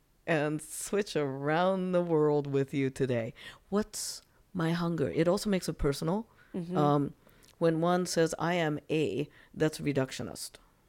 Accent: United States; You know, at any moment, I am Japanese American.

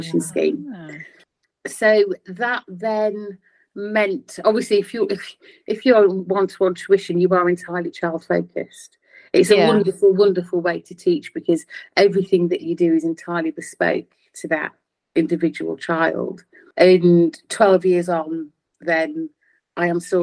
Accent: Louth, East Midlands, United Kingdom; a very wonderful head teacher in my hometown in Louth

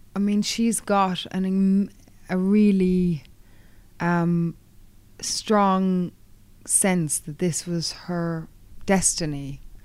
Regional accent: Kerry, Munster, Ireland; my hometown in Kerry

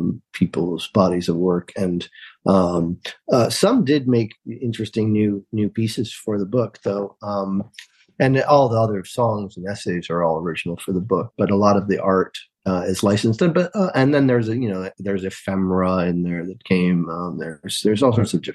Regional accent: New York, United States; I'm from New York.

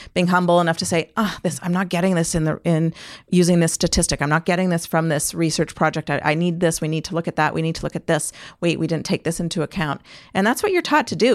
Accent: Canada

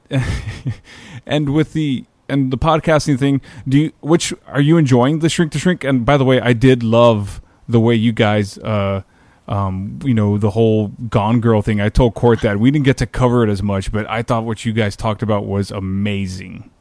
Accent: South Texas, United States; now in San Antonio, United States; I'm from South Texas, born and raised. I've been here all my life. I mean, not from San Antonio, but smaller parts of South Texas

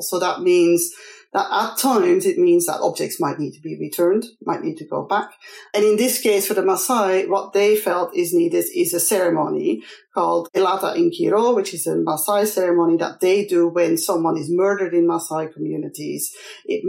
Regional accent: Belgium; I'm from Belgium

